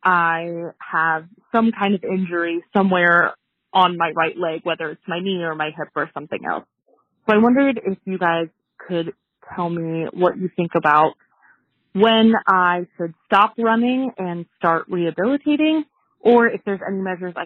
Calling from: Indiana, United States; I am calling from Indiana, and I had a question about injuries.

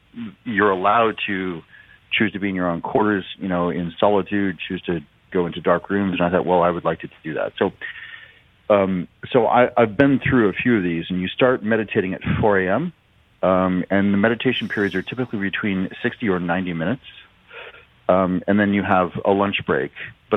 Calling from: Seattle, Washington, United States; I'm coming in from Seattle.

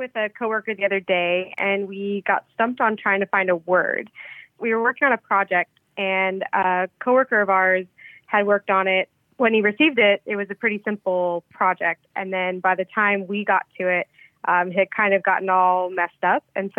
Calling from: Norfolk, Virginia, United States; I'm calling from Norfolk, Virginia.

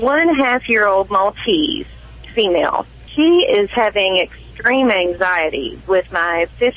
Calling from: Midway, Kentucky, United States; accent: Kentucky; Central Kentucky is not as heavy in that Kentucky accent. I'm sure you'll hear bits and pieces of it, though.

